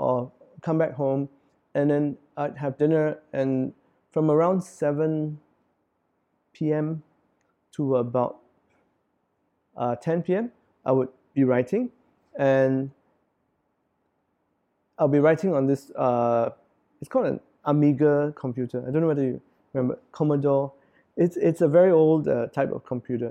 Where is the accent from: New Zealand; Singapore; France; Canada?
Singapore; As Singaporean, I write for Singaporeans because this is my country, and I'm a Singaporean.